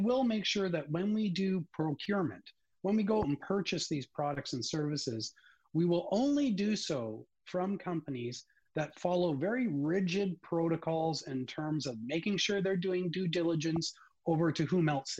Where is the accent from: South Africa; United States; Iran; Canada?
Canada; as a Canadian